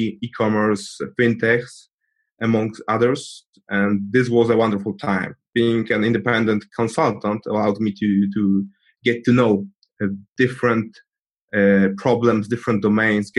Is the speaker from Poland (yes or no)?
yes; Poland; I'm from Poland